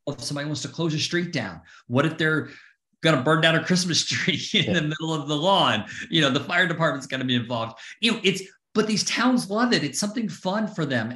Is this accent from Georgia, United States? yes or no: yes; Atlanta, Georgia, United States; now in Connecticut, United States; I'm from Atlanta